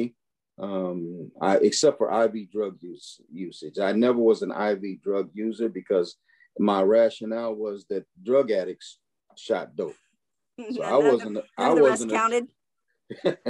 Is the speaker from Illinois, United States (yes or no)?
yes; Chicago, Illinois, United States; growing up in Chicago